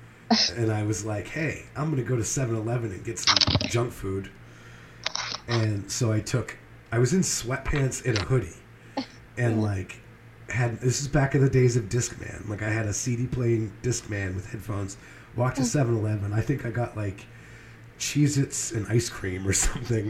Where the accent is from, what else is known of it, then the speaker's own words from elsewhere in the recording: New Hampshire, United States; I'm from New Hampshire